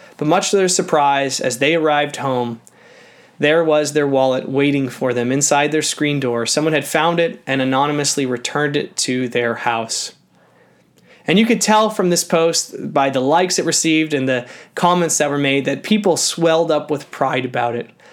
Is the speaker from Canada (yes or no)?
yes; Canada